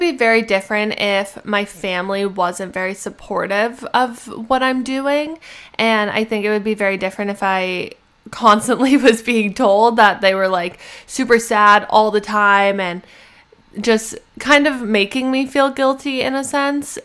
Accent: Canada; moved away as an adult; I'm a Canadian citizen

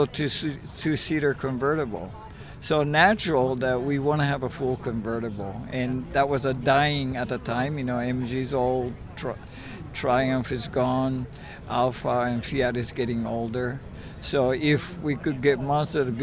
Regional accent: Tokyo, Japan; now in San Francisco, United States; I grew up in Tokyo

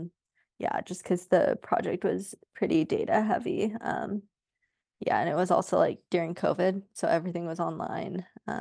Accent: Sacramento, California, United States; So I grew up like in the Sacramento area in California. My parents are still out there.

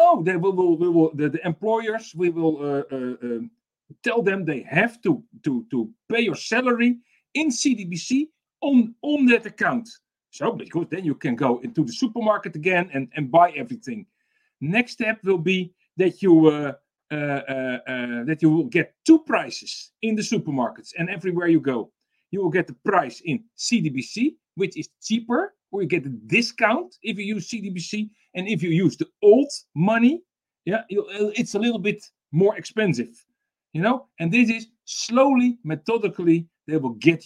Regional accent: Netherlands; I'm from the Netherlands.

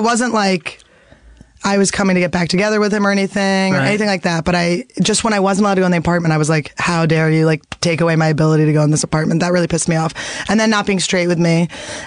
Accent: Philadelphia, Pennsylvania, United States; moved away; I grew up in Philadelphia.

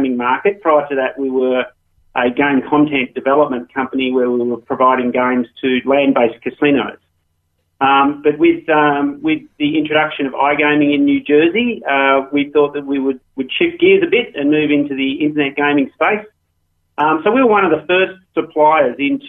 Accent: Australia; moved away as an adult; as you might tell from my accent. I started off in Australia and worked in the gaming industry over there.

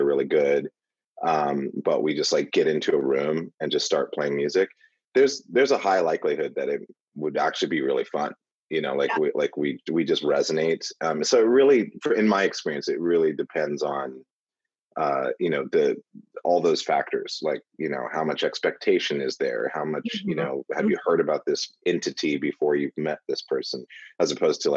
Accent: Montana, United States; I grew up in Montana

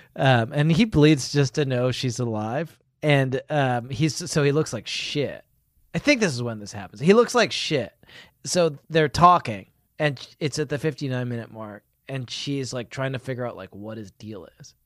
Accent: United Kingdom; as a British man

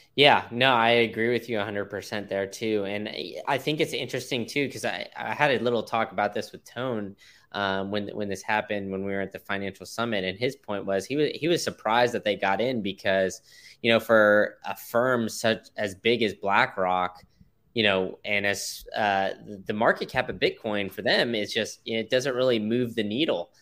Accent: Austin, Texas, United States; I grew up in Austin

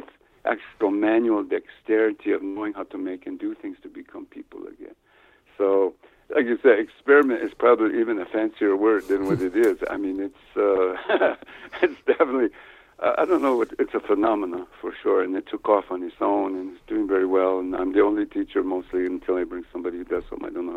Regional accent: New Mexico, United States; also born or lived in Ohio; I grew up in New Mexico on an Indian reservation here

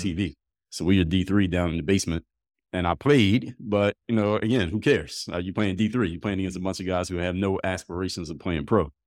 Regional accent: Philadelphia, Pennsylvania, United States; I'm from Philly.

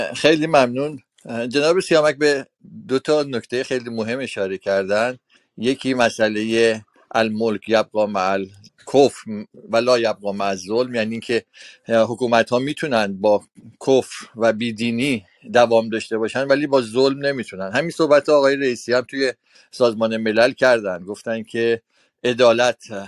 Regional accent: Iran; moved away; بسیاری از ماها در ایران در کشورمون در وطنمون

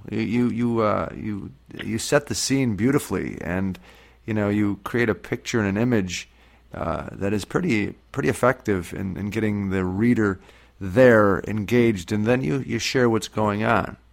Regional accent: Scranton, Pennsylvania, United States; my hometown, so that's that's where I was born and raised, and. Uh, and that's where I live now too

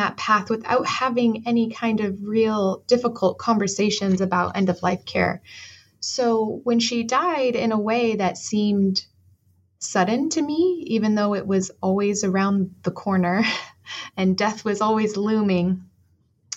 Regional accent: Arizona, United States; moved away as an adult; also born or lived in Galveston, Texas; I am originally from Arizona

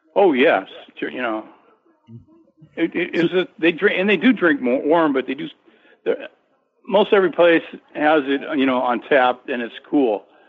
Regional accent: California, United States; I'm from California

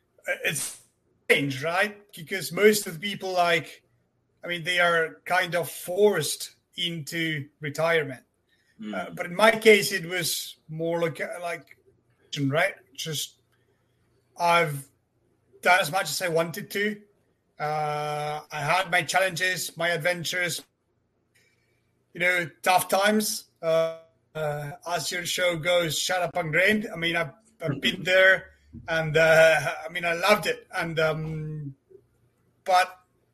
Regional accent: Argentina; moved away as an adult; now in France; I'm from Argentina myself

